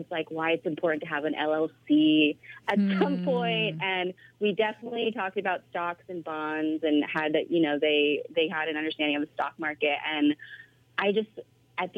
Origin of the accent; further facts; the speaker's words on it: Bay Area, California, United States; also born or lived in Philippines; I grew up in the Bay Area in California, but I was born in the Philippines, and I moved here when I was 2